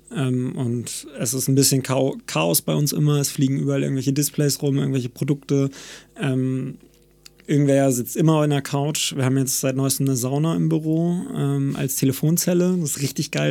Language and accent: German; Cuxhaven, Lower Saxony, Germany; moved away; also born or lived in Hamburg; ich komme aus Cuxhaven von der Nordseeküste